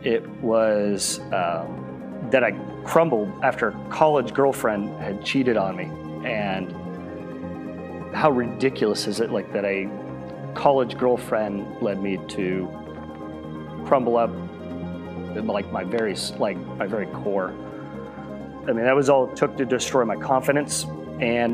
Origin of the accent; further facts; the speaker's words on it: Flower Mound, Texas, United States; I grew up in Flower Mound, just across DFW